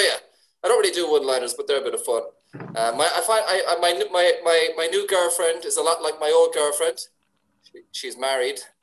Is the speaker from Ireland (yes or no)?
yes; Ireland; I'm Irish